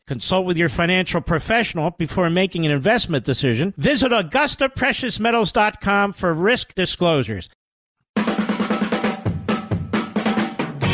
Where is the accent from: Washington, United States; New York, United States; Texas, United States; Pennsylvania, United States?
Pennsylvania, United States; Philadelphia; I grew up in Philadelphia